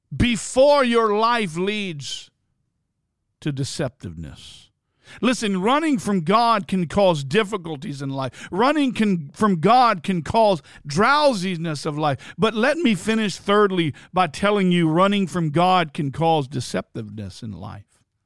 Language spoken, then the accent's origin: English; Bluffton, United States; in Bluffton in my hometown